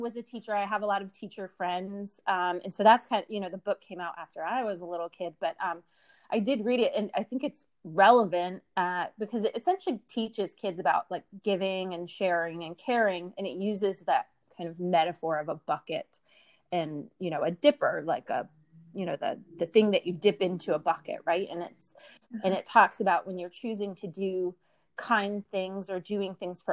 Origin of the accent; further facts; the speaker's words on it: near Philadelphia, Pennsylvania, United States; moved away as an adult; now in Baltimore, United States; I grew up near Philadelphia, but I moved here about 20 years ago